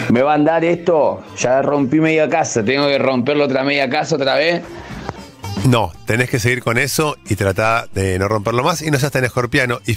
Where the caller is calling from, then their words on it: Banfield, Buenos Aires Province, Argentina; de Banfield, del 13 de noviembre.